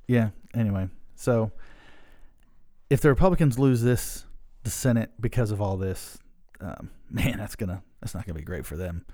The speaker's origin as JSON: {"language": "English", "town": "Pasadena", "region": "Maryland", "country": "United States", "said": "we're from Pasadena"}